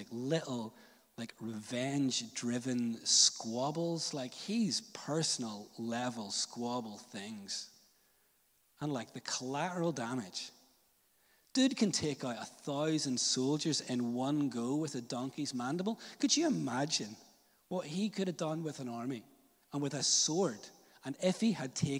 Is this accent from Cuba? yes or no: no; Northern Ireland, United Kingdom; I was a little church kid growing up in Northern Ireland